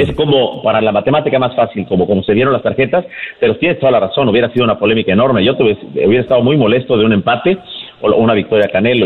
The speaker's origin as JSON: {"language": "Spanish", "country": "Mexico", "said": "parte de lo que sentimos como mexicanos"}